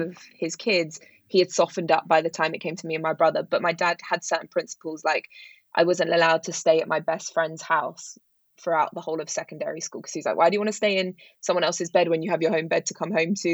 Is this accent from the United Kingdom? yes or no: yes; London, United Kingdom; I grew up in London, in West London.